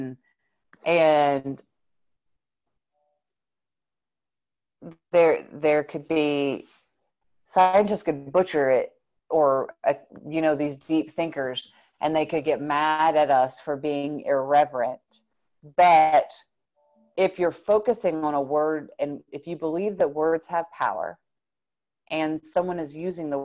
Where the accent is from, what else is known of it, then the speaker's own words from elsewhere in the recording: the South, United States; I grew up here in the South